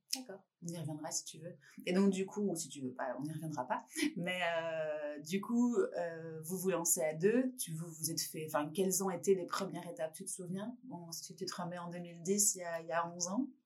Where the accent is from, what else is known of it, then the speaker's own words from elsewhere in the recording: France; en tant que Française